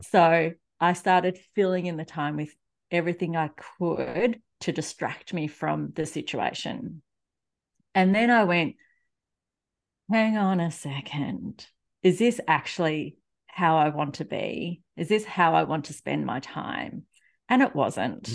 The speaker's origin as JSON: {"language": "English", "country": "Australia", "also_born_or_lived": "Melbourne", "accent": "Australian", "said": "if you can't already tell from my accent, I am in Australia"}